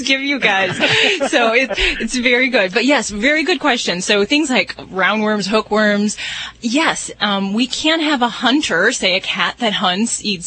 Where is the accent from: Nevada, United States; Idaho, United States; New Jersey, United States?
Nevada, United States; Las Vegas; I'm from Las Vegas.